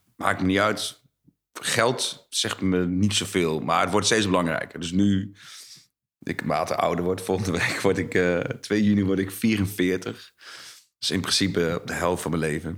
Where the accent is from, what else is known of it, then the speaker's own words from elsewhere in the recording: Zwolle, Overijssel, Netherlands; also born or lived in Almelo; Ik ben geboren in Almelo, uh, eh, 78. toen ben ik, nou ja, met mijn ouders maar mee gegaan naar Zwolle. Dus ik was anderhalf. Toen kom ik in Zwolle. Dus eigenlijk voel ik me gewoon wel een echte Zwollenaar.